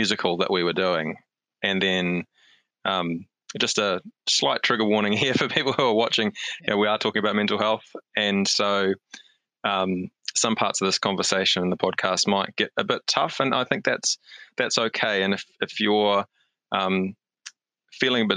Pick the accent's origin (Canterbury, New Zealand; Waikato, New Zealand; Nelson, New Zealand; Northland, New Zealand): Waikato, New Zealand; Hamilton; moved away as an adult; also born or lived in Wellington / Australia; now in Auckland, New Zealand; I am a Hamiltonian, born and bred. So I'm living in Auckland now, but I think, your hometown's always your hometown. And so I grew up in Hamilton